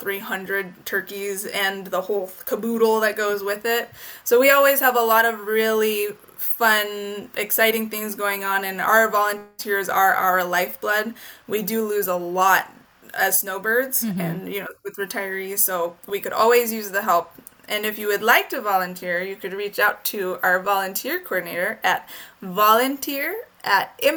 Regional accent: Oracle, Arizona, United States; I grew up in Oracle

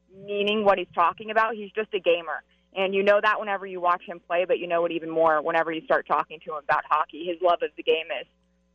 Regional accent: St. Louis, Missouri, United States; I mean, I came from St. Louis, and that was an organization that literally waited 51 years.

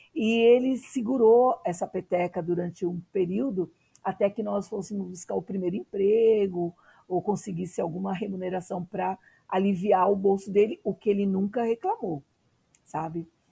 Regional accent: São Paulo, Brazil; nasci na periferia, em Arthur Alvim

